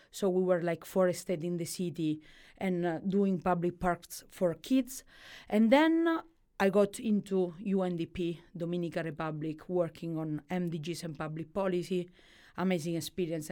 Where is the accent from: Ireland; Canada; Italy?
Italy; Calabria; English is a second language; moved away as an adult; also born or lived in Milan, Italy; growing up i-, in Calabria, eh, is a tho-, a tough things. Like, you grow up in one of the poorest region of Italy